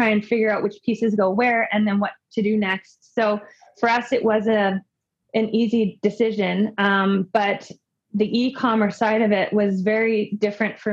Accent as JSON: {"language": "English", "town": "Winnipeg", "region": "Manitoba", "country": "Canada", "tie": "born or raised there", "said": "I am from Canada. More specifically, I'm from Winnipeg, Manitoba, born and raised"}